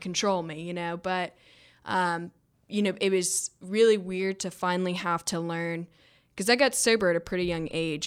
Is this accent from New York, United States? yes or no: no; Georgia, United States; I came from Georgia